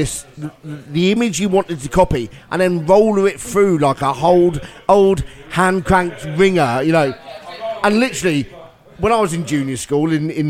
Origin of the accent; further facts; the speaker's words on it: Hayling Island, South East England, United Kingdom; also born or lived in Portsmouth; being a Pompey boy, yes, I joined the army to get away from Portsmouth and where I grew up on Hayling.